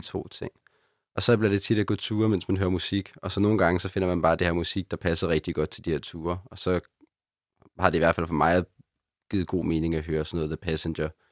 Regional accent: Copenhagen, Capital Region of Denmark, Denmark; er født og opvokset i København, og min familie bor her faktisk stadig

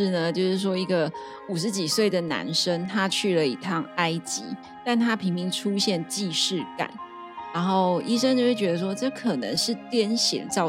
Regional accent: Taiwan; accent: Taiwanese Mandarin (台湾国语); 我今天一直台湾国语

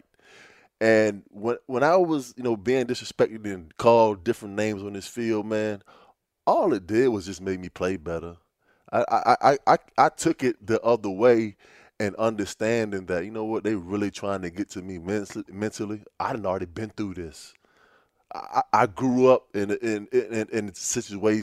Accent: Virginia, United States; me growing up, coming from where I come from Virginia

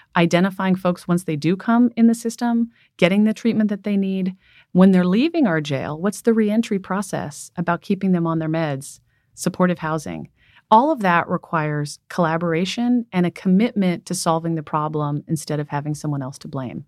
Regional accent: San Francisco, California, United States; So I'm from San Francisco. Um, I was born here.

